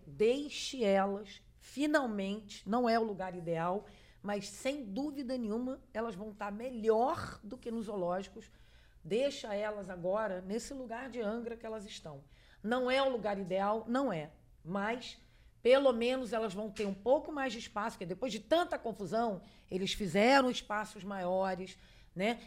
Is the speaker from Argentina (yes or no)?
yes; Argentina; moved away; eu falo espanhol muito bem, nasci na Argentina